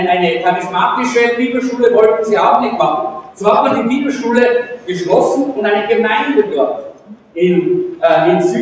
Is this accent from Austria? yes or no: yes; Salzburg, Austria; ich bin eigentlich ein Salzburger